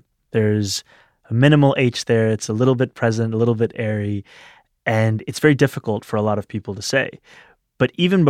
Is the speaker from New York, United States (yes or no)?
yes; New York City, New York, United States; Growing up in New York City, it's a very diverse place, and yet I remember being very self-conscious about my identity in high school especially.